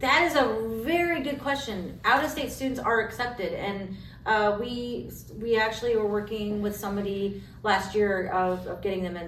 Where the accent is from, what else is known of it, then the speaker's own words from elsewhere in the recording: Kansas, United States; moved away as an adult; also born or lived in Colorado / Missouri / Baltimore, Maryland; now in Iowa, United States; I grew up in Kansas